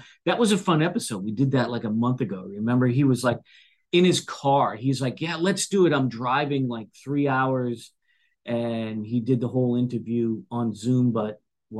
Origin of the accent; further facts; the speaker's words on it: Boston, Massachusetts, United States; accent: Boston; now in Tulsa, United States; since we are from America, we have our American accent. I'm originally from Boston, so we have the Boston accent mixed in there.